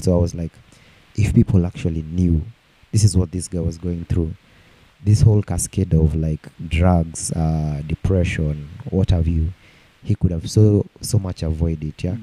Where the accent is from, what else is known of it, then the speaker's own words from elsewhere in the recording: Nairobi, Kenya; I grew up in Umoja and when we were in Moja, they, we used to go to Umoja Primary School